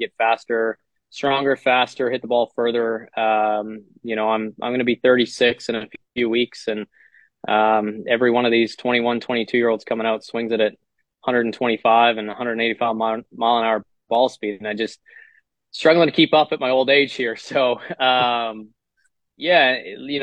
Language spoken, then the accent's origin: English; Canada; us as Canadian players